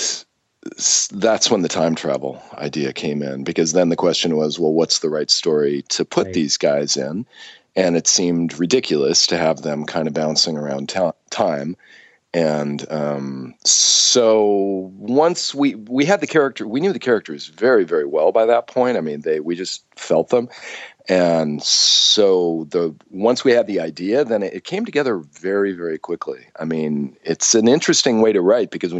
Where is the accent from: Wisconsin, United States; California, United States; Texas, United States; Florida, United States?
California, United States; Southern; I grew up in Southern California